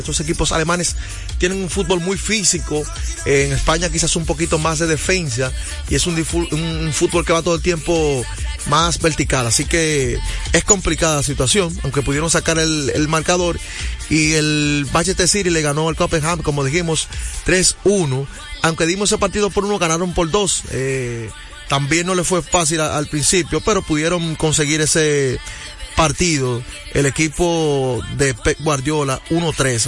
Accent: Dominican Republic; un buen dominicano

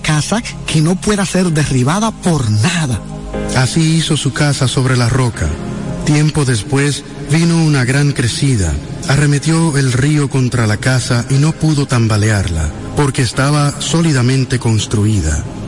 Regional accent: Dominican Republic; nuestro país como dominicanos

